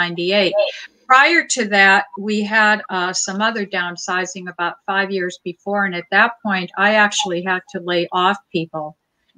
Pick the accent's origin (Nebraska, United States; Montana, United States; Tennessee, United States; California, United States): Montana, United States; Butte; I grew up in Butte, Montana